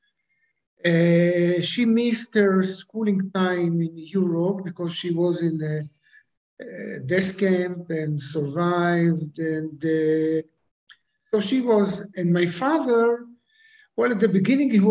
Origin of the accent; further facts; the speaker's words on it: Israel; I am from Israel, born in Israel, 48, with the independence of Israel